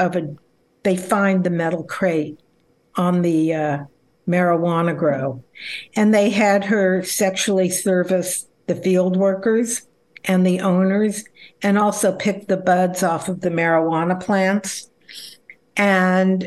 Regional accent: Los Angeles, California, United States; also born or lived in Berkeley, California / Delaware; I was born in Los Angeles. I went through the public school system

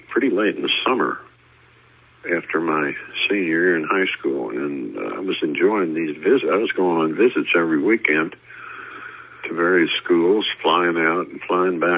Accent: New Jersey, United States; moved away; also born or lived in Jeffersonville, Indiana; I grew up in New Jersey there in the shadow of the Empire State Building

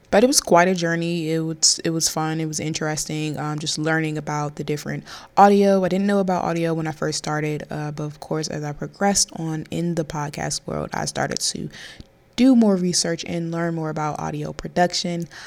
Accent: Maryland, United States; also born or lived in North Carolina; I am from Maryland

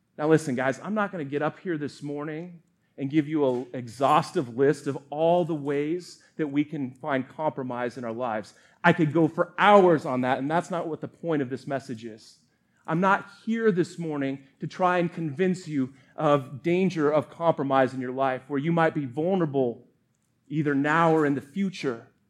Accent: Colorado, United States; moved away; also born or lived in Montana; grew up in Colorado

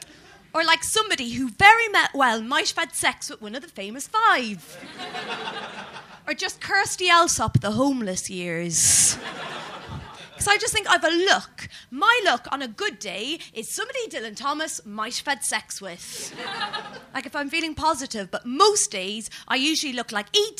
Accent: Ireland; as an Irish person

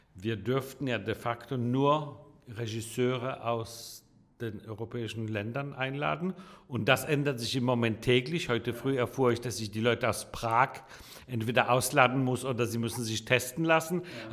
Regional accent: Copenhagen, Capital Region of Denmark, Denmark; also born or lived in Warsaw, Poland / Italy; now in Hamburg, Germany; Ich bin in Dänemark groß geworden

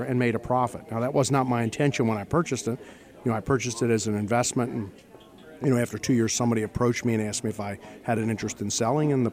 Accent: southern York County, Pennsylvania, United States; I grew up in southern York County, and I grew up on a farm

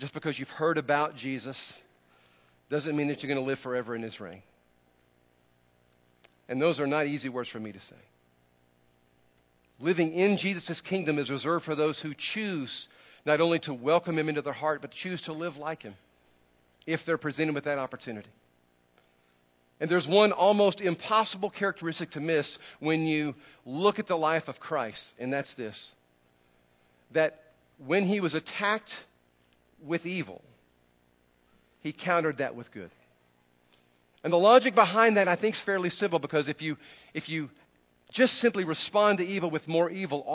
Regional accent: Texas, United States; we Texans are just naturally friendly people

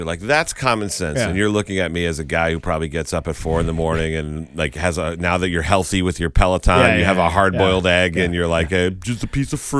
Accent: Chicopee, Massachusetts, United States; where I grew up on Burnett Road in Chicopee

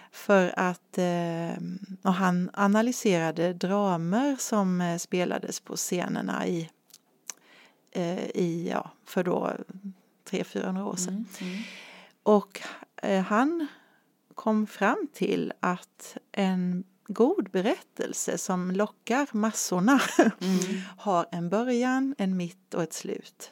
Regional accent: Nässjö, Jönköping County, Sweden; also born or lived in Asarum, Karlshamn, Blekinge; min familj flyttade hit när jag var 11 år

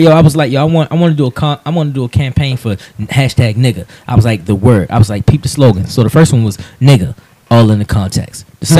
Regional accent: Baltimore, Maryland, United States; So, Baltimore, Maryland. I grew up in Woodlawn. You know what I mean? That's Baltimore County, the west side. You feel me? Staying downtown these days.

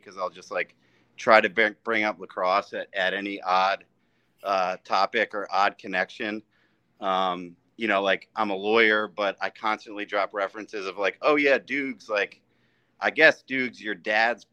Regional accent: Mountain Lakes, New Jersey, United States; I grew up in Mountain Lakes, New Jersey, so I'm a Jersey guy

